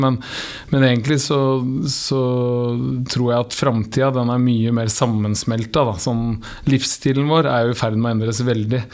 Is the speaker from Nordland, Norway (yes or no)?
no; Horten, Vestfold, Norway; moved away as an adult; also born or lived in Oslo / Dublin; fem minutter unna der jeg vokste opp